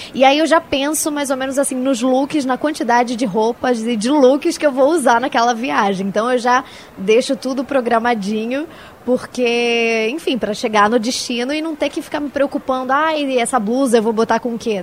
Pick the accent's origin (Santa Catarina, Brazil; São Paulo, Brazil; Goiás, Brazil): São Paulo, Brazil; now in Rio de Janeiro, Brazil; eu moro no Rio, mas eu sou daqui de São Paulo